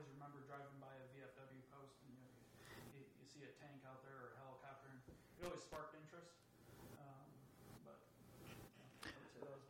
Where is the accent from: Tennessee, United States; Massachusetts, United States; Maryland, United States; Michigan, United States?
Michigan, United States; Ludington; I was born in Ludington, Michigan. Real small little tourist town in West Michigan.